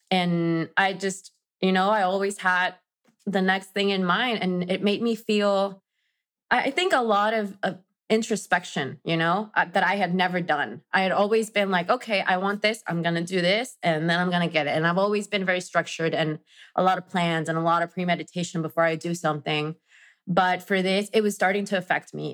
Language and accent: English; Mexico; English is a second language; moved away as an adult; now in New York, United States; I am originally from Mexico. I am now based in New York